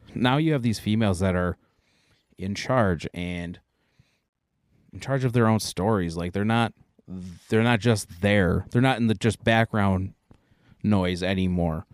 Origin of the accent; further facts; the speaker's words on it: United States; we are American